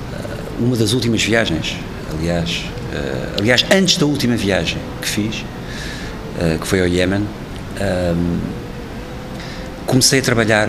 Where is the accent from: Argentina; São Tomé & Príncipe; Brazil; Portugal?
Portugal; sou português